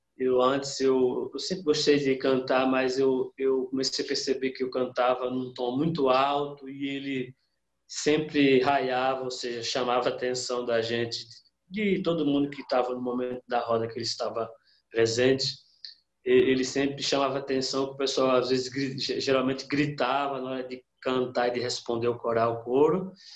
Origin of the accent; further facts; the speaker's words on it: sertão of Bahia, Brazil; da onde eu nasci e fui criado, ou seja, lá no, no sertão da Bahia